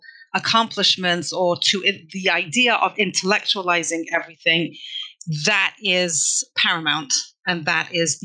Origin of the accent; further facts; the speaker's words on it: London, United Kingdom; now in Toronto, Canada; I grew up in London, England